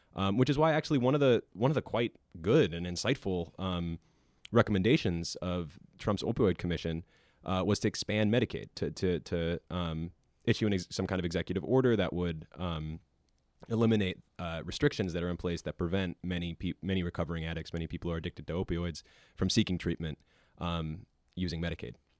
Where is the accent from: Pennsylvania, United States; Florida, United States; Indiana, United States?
Pennsylvania, United States; Williamsport; moved away; I'm from Williamsport